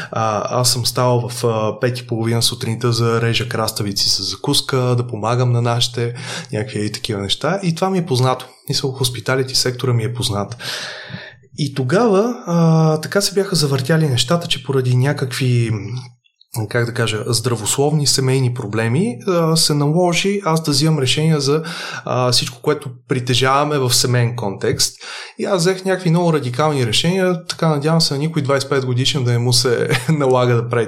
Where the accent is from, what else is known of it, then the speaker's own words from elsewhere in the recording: Varna, Varna Province, Bulgaria; аз идвам от семейство от Варна. А, туризма във Варна е много сериозно застъпен и де-факто всеки е израснал в концепцията